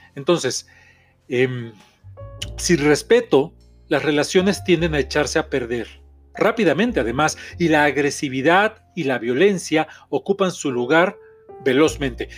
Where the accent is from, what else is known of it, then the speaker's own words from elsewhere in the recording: Mexico; soy terapeuta mexicano